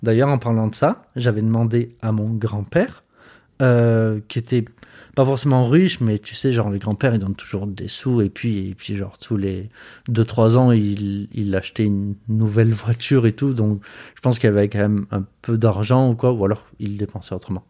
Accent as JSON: {"language": "French", "town": "Marseille", "region": "Provence-Alpes-Côte d'Azur", "country": "France", "tie": "born or raised there", "also_born_or_lived": "Montpellier / Metz", "moved": "as an adult", "lives_now": "Moselle, France", "said": "j'ai grandi à Marseille, j'ai fait mes études à Montpellier"}